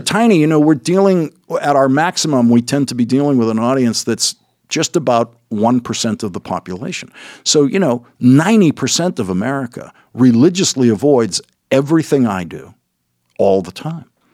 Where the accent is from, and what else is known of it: Boston, Massachusetts, United States; accent: Boston